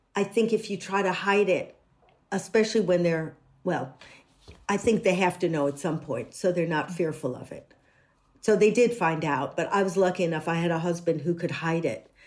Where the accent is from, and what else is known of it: United States; moved away